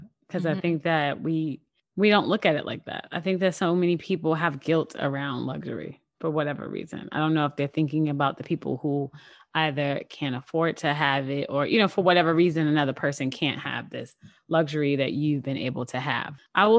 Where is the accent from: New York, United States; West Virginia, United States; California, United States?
New York, United States; New York City; I'm a New Yorker.